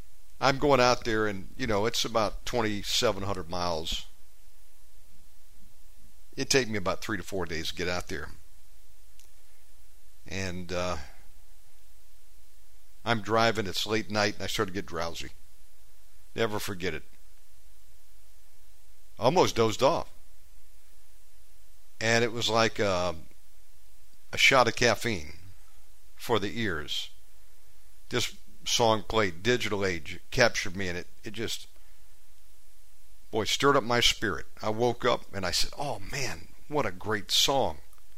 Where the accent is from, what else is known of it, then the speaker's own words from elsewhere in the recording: Georgia, United States; born there; also born or lived in Virginia / Texas / Las Vegas; And while I was born in Georgia, spent about 10 years in Virginia, time in Texas, different places.